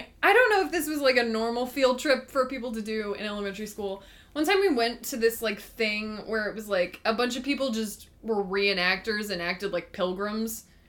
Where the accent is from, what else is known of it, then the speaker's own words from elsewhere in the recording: United States; We're American and we affiliate with potatoes.